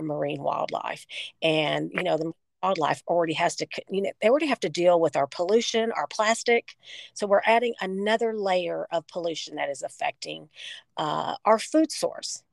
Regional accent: Texas, United States; my home state of Texas

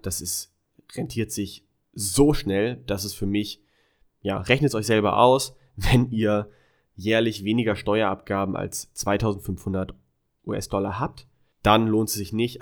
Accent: Germany; moved away; als Deutscher sowieso jederzeit zurück nach Deutschland

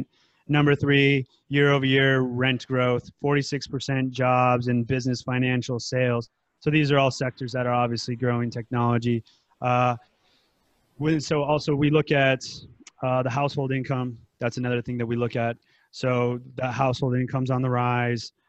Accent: United States; now in Thailand; I'm from the United States

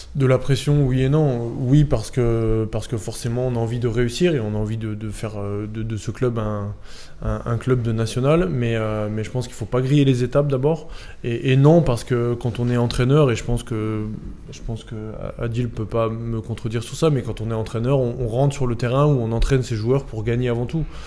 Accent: Chalon-sur-Saône, Bourgogne-Franche-Comté, France; now in Nîmes, France; je viens de Chalon-sur-Saône

